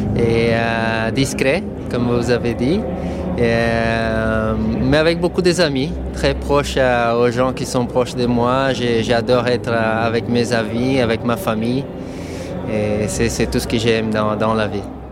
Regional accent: São Paulo, Brazil; French is a second language; moved away; J'ai grandi au Brésil, Petit garçon qui montait à cheval à São Paulo

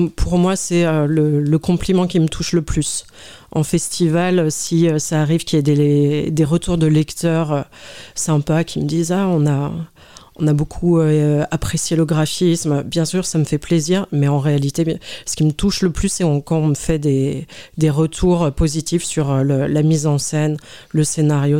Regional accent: Lyon, Auvergne-Rhône-Alpes, France; moved away as an adult; also born or lived in Paris; now in Lyon, France; Je suis née à la Croix-Rousse

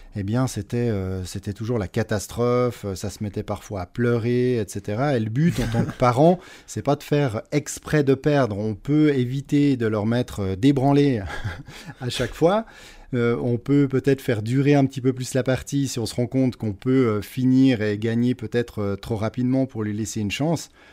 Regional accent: Switzerland; Je suis né en Suisse. J'ai vécu toute ma vie jusqu'à aujourd'hui en Suisse

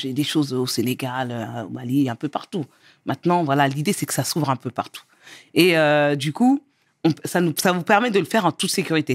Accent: Angerville, Île-de-France, France; also born or lived in Mauritania (origin); now in Cergy, France; je suis née en France, euh, j'ai grandi dans le 91.

